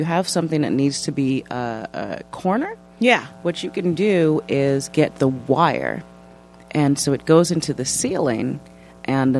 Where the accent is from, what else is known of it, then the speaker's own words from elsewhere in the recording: New York City, New York, United States; also born or lived in Brooklyn; I grew up in Manhattan